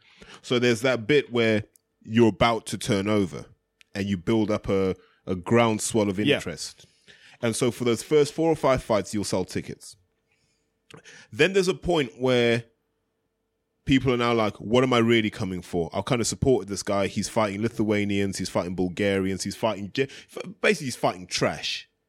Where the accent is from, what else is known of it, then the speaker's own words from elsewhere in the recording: United Kingdom; I think deep down, that's what we respect as British fans.